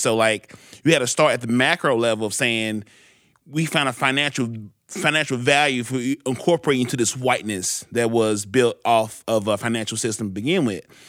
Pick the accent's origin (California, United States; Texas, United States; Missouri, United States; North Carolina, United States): Missouri, United States; St. Louis; I was raised in Central West End